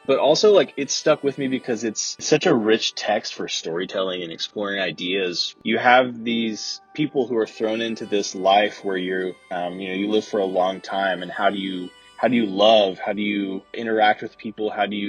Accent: Texas, United States; I am from Texas and I'm a 30-year-old

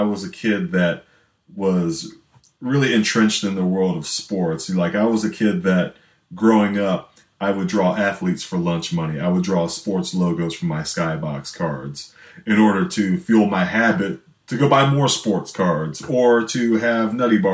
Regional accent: Canton, Ohio, United States; I'm originally from Canton, Ohio

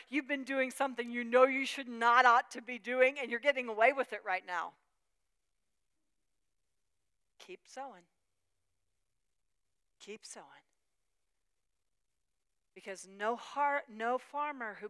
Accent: Pennsylvania, United States; I was raised in, born and raised in Pennsylvania, in Amish country

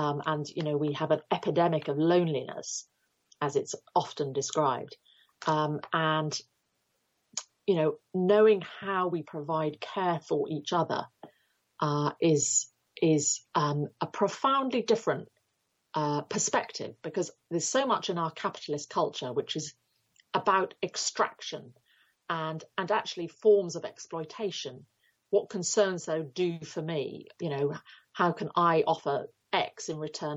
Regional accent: United Kingdom

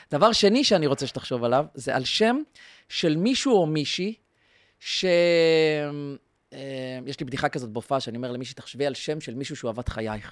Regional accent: Israel; אנחנו ישראלים, ישראלים

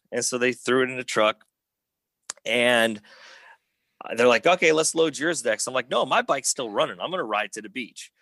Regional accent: Schererville, Indiana, United States; I grew up in Northwest Indiana

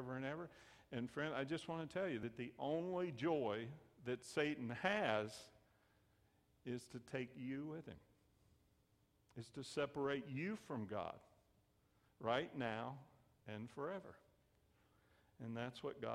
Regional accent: the South, United States; I grew up in the South

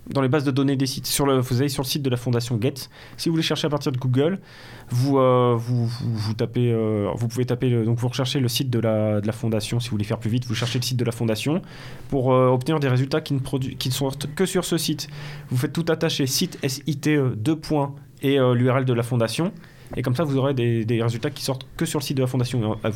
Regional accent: Belgium; accent: Belgian; ensuite, ça, ensuite, ça charrie mon accent belge.

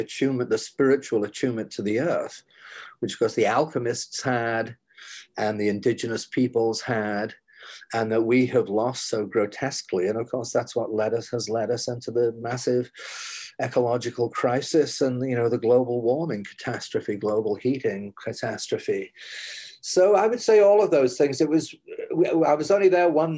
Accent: Huddersfield, Yorkshire and the Humber, United Kingdom; moved away as an adult; also born or lived in Cardiff, Wales; now in New York, United States; I'm a lad from Huddersfield

